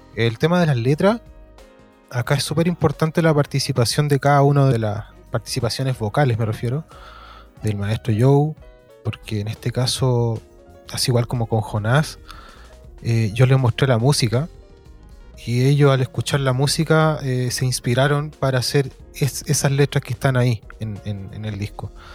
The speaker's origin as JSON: {"language": "Spanish", "region": "Valparaíso", "country": "Chile", "tie": "born or raised there", "said": "yo soy nacido, nacido y criado en Valparaíso. el Cerro Placeres específicamente"}